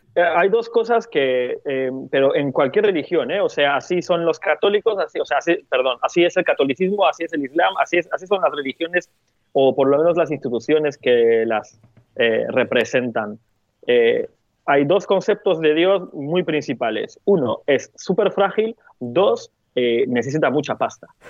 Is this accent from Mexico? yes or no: no; Turkey; moved away; yo soy de Turquía